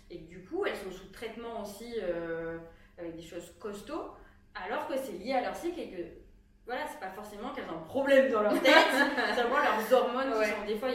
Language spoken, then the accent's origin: French; Aveyron, Occitania, France; je viens de l'Aveyron